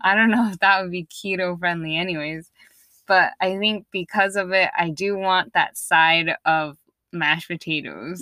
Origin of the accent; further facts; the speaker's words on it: East Coast, United States; moved away; Growing up in the East Coast